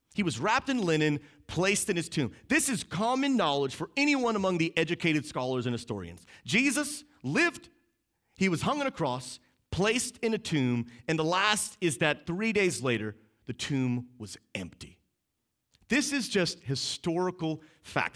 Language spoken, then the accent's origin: English; outside of Boston, Massachusetts, United States; I grew up outside of Boston, Massachusetts, so we say Happy Easter